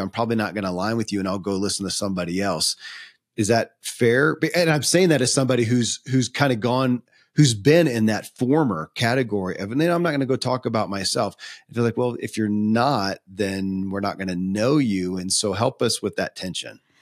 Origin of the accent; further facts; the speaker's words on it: Kentucky, United States; I grew up in Kentucky